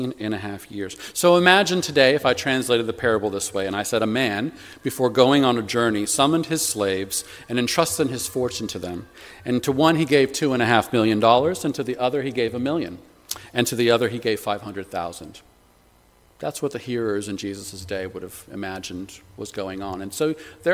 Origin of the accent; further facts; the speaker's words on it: United States; moved away as an adult; now in United Kingdom; Growing up in the States